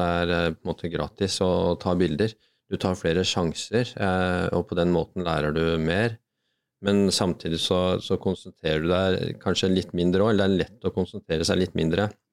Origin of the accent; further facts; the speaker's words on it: Bærum, Akershus, Norway; vokse opp på Rykken